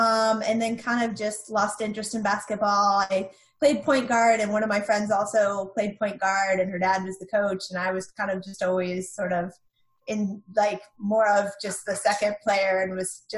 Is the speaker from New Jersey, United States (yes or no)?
no; North Carolina, United States; Both sides of my family are from Buffalo, New York. But I mostly grew up in North Carolina.